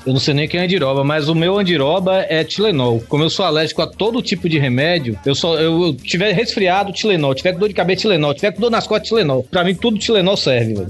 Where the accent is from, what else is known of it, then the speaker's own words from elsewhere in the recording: Bahia, Brazil; eu sou baiano